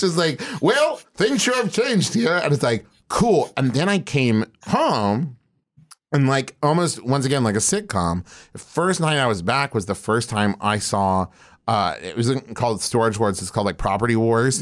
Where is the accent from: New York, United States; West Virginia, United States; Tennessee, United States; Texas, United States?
West Virginia, United States; moved away as an adult; also born or lived in Oklahoma; I was raised in West Virginia